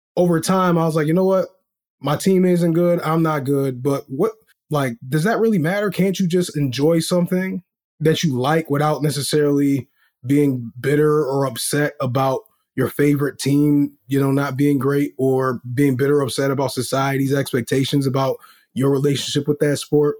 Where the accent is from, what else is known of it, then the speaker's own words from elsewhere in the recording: Rochester, New York, United States; also born or lived in Washington, District of Columbia, United States; I am from Rochester, New York, born in DC, but raised here